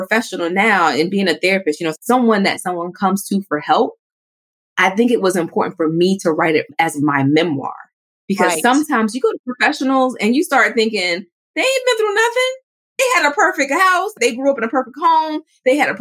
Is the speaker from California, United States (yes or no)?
no; New York City, New York, United States; I grew up in New York City